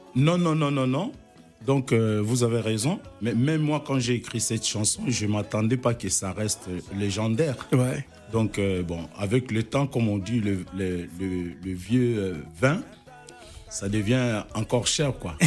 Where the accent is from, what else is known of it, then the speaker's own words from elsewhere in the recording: Kikwit, Kwilu, DR Congo; moved away; je suis originaire des Bandundu, précisément à Kikwit